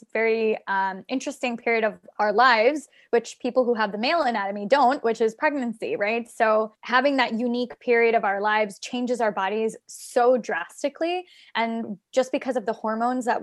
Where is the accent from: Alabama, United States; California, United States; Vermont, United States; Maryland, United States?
Maryland, United States; now in New York City, United States; I'm originally from Maryland. So I came to New York